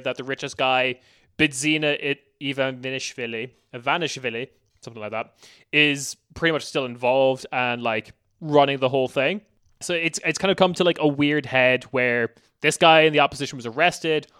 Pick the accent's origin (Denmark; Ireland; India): Ireland